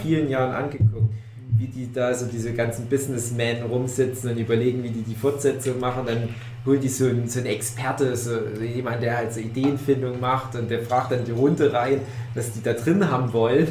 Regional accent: East Germany, Germany; ich ein Kind des Ostens bin

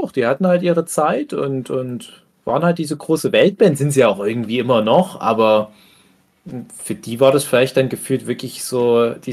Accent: eastern Germany, Germany; gerade bei uns im Osten

